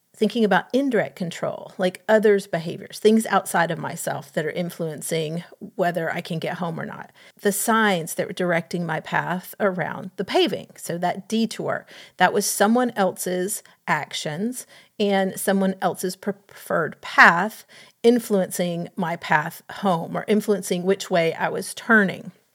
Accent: Atlanta, Georgia, United States; having grown up in Atlanta

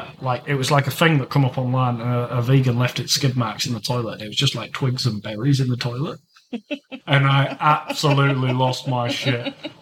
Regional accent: Yorkshire and the Humber, United Kingdom; I'm from East Yorkshire, you can't really argue it. Don't really drink gin where I'm from.

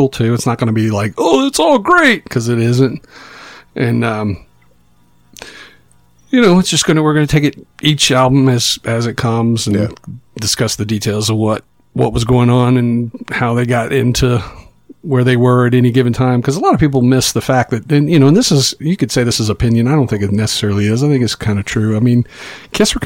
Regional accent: Roanoke and Chesapeake, Virginia, United States; my mom remarried and we moved away from Roanoke to Chesapeake, Virginia, which is just outside of Norfolk

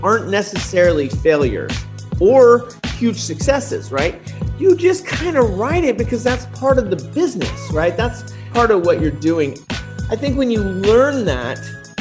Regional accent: Bay Area, California, United States; when I was growing up, you know, I grew up in the Bay Area

